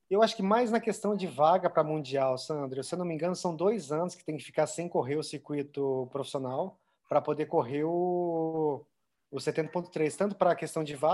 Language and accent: Portuguese; Avaré, São Paulo, Brazil; Avaré é lá na minha cidade, interior